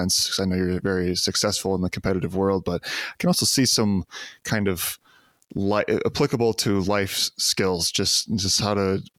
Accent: Midwest, United States; I'm from the Midwest as well

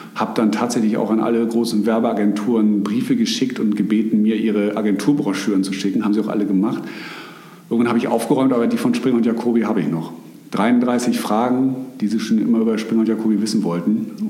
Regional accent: Bonn, North Rhine-Westphalia, Germany; moved away as an adult; also born or lived in Hamburg; Ich komme aus dem Rheinland. Ich habe zwar einen norddeutschen Namen, also meine äh, Familie, Familie kommt tatsächlich aus der Hamburger Gegend, aber geboren und aufgewachsen bin ich in äh, Bonn, der alten Bundeshauptstadt.

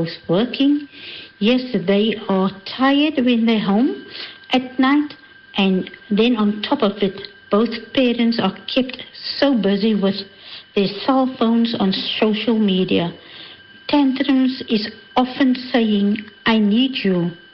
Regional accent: Cape Town, Western Cape, South Africa; I'm originally from Cape Town.

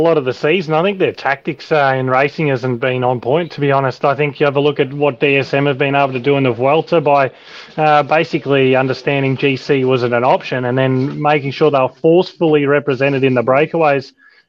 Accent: Australia; as an Australian and as Australians

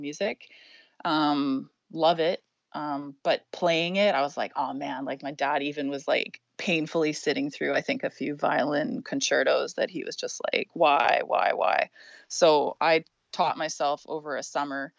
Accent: North Vancouver, British Columbia, Canada; I grew up in North Vancouver

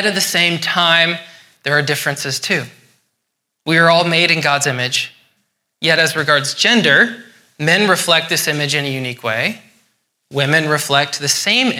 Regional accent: Scotland, United Kingdom; I'm Scottish.

